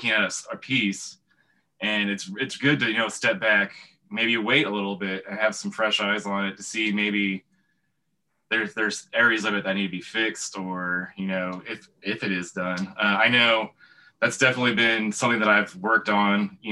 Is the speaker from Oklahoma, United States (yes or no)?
yes; Tulsa, Oklahoma, United States; also born or lived in Milwaukee, Wisconsin; I grew up here in Tulsa, but I'm originally from Milwaukee.